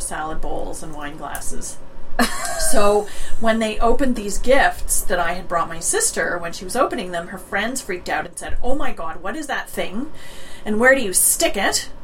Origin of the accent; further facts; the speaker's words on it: Toronto, Ontario, Canada; I grew up in Toronto